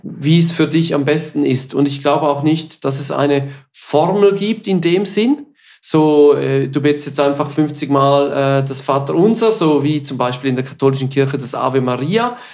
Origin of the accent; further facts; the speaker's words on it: Switzerland; accent: Swiss German; first language Swiss German; German is a second language; es ist nicht unsere Muttersprache.